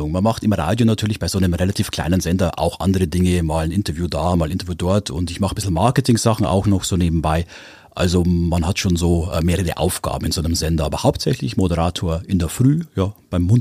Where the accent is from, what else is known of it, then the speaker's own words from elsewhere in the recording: Bechtsried, Bavaria, Germany; also born or lived in Weiden in der Oberpfalz; ich bin aus äh, Weiden in der Oberpfalz, aufgewachsen im schönen Bechtsried